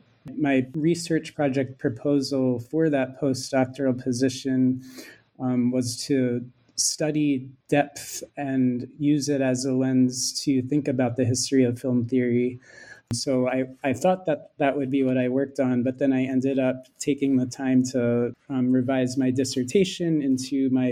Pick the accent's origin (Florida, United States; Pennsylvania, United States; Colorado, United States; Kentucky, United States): Pennsylvania, United States; Philadelphia; I'm American. I studied film and media studies as an undergraduate at Swarthmore College and grew up in Philadelphia, where Carinel is teaching.